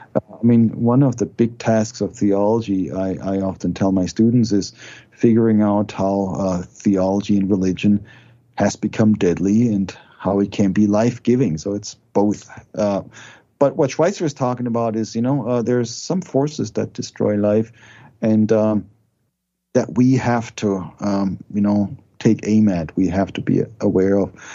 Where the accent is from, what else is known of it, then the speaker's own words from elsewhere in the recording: Germany; moved away as an adult; now in United States; I was raised in Germany.